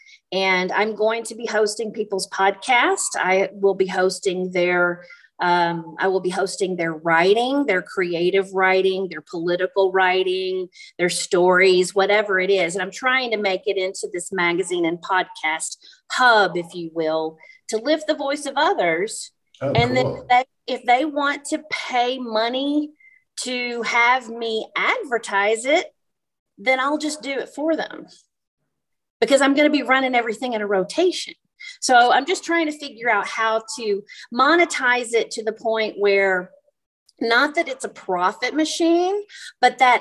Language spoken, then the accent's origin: English; the South, United States; moved away; also born or lived in Europe; I grew up in the South